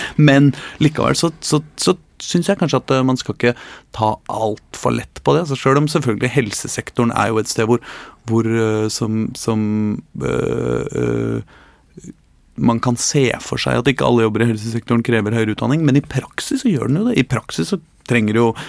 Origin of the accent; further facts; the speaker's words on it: Norway; also born or lived in Värmland, Sweden; now in Sweden; jeg er norsk